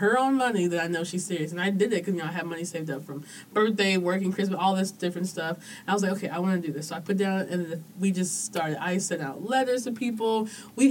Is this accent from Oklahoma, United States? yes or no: yes; Oklahoma City, Oklahoma, United States; moved away; also born or lived in Maryland; So Oklahoma is pretty much all I knew growing up